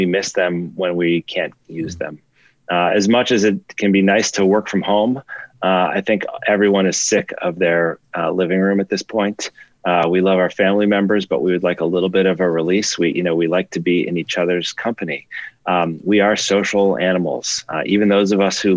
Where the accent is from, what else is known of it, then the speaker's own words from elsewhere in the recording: Chicago, Illinois, United States; now in New York, United States; I grew up in Chicago